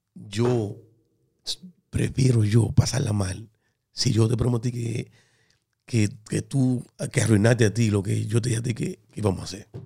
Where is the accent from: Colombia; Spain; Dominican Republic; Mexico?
Dominican Republic; moved away; yo soy dominicano